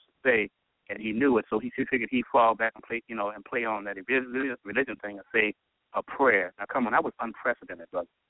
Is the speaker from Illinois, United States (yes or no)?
yes; Chicago, Illinois, United States; Chicago. I tell you, my hometown.